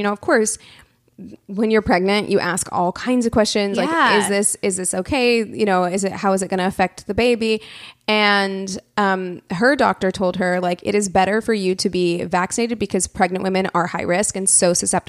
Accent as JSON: {"language": "English", "town": "Springfield", "region": "Missouri", "country": "United States", "tie": "born or raised there", "said": "in my hometown of Springfield, Missouri"}